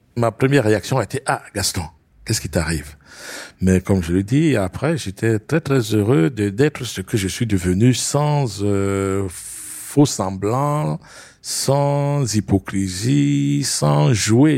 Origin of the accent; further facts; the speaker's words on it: Bourgogne-Franche-Comté, France; also born or lived in Cameroon; je suis bourguignon ascendant bassa.